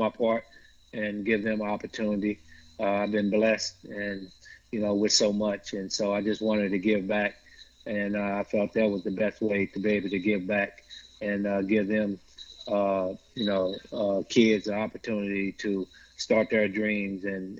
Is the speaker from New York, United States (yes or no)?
no; Tulsa, Oklahoma, United States; moved away; Oklahoma, where I'm from Tulsa